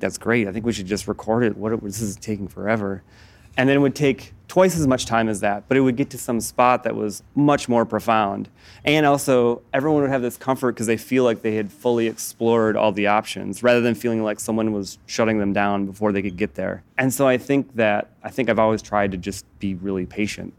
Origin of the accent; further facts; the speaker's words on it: Midwest, United States; I'm from the Midwest, I tend towards being anxious